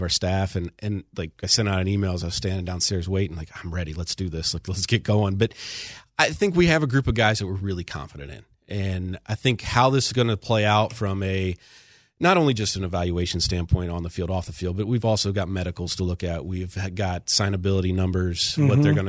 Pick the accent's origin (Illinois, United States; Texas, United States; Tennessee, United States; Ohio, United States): Ohio, United States; Cleveland; I grew up in Cleveland. I've suffered through losing my whole childhood.